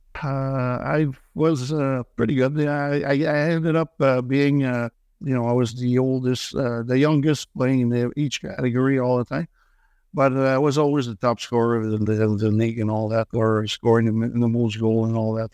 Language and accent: English; Joliette, Quebec, Canada; English is a second language; also born or lived in Saint-Thomas, Quebec; now in Montreal, Canada; I was born and raised in, uh, Joliet, uh, which is a small town, uh, northeast of Montreal